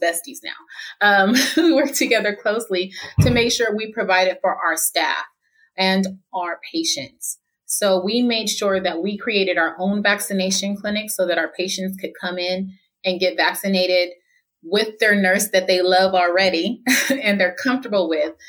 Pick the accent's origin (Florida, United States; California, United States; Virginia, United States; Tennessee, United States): California, United States; Fontana; I've lived here my whole life. I'm 43 years old and I was raised in Fontana Rialto area, San Bernardino